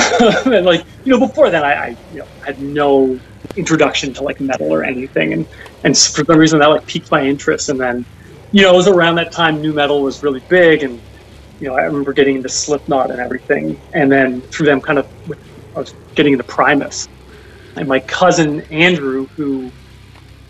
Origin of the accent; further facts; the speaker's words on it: Newmarket, Ontario, Canada; now in Toronto, Canada; I was born in Toronto, but raised in a town called Newmarket, which is 45 minutes north of the city, a small town